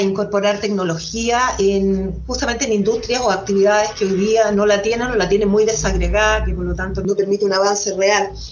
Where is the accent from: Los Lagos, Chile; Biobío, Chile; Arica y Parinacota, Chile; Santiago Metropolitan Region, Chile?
Arica y Parinacota, Chile; Arica; moved away; Arica es mi tierra